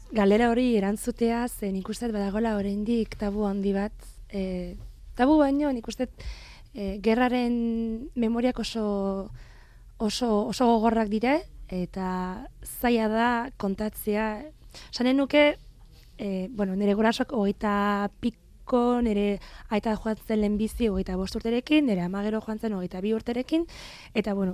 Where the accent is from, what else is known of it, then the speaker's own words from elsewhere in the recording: France; born there; zergatik, zergatik ni jaio nintzen frantzen, zergatik nire gurasoek, e, ez, bueno, egin zuten ies